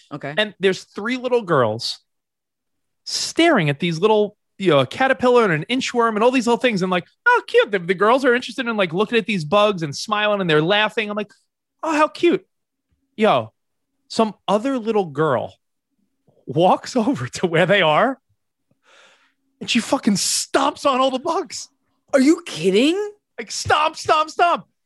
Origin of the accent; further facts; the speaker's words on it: Texas, United States; I'm the Texan. Should I intervene with the other